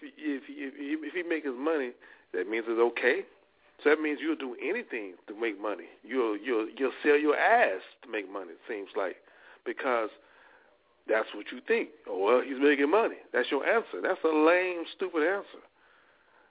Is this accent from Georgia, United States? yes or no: no; Louisiana, United States; I'm from Louisiana